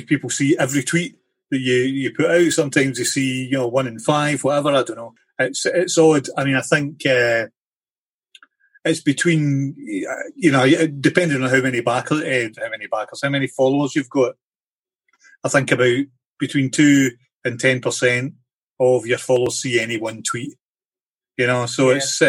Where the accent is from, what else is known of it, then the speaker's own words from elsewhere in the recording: Ayrshire, Scotland, United Kingdom; I grew up in Ayrshire in Scotland